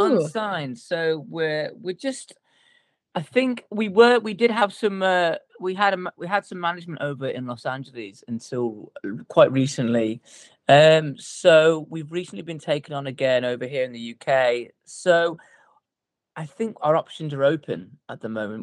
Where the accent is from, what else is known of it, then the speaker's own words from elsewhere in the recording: Telford, West Midlands, United Kingdom; now in Cheshire, United Kingdom; we are all originally from a little place called Telford, which is in a little place called Shropshire.